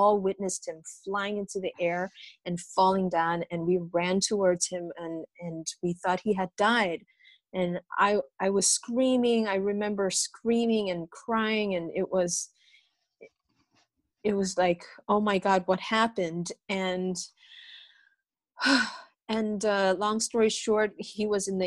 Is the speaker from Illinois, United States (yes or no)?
yes; Chicago, Illinois, United States; also born or lived in Brazil; it was very tough growing up in America, in Chicago, being undocumented